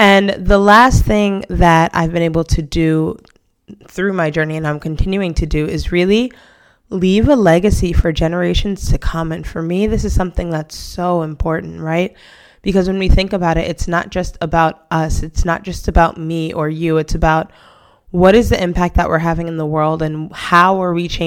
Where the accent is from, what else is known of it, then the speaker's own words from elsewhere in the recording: New York City, New York, United States; moved away as an adult; now in Spain; I am originally from Brooklyn, New York, and I moved to Spain over 6 years ago